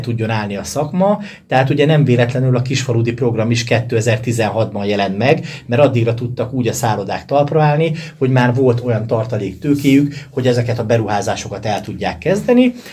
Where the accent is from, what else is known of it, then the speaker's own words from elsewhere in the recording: Sárospatak, Borsod-Abaúj-Zemplén, Hungary; gyerekként a szálloda falai között nőttem fel